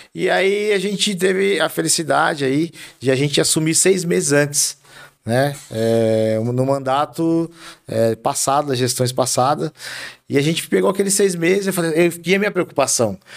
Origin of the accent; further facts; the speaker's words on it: Carapicuíba, São Paulo, Brazil; eu nasci em Carapicuíba, em 75, do Santa Clara, Carapicuibano da Gema.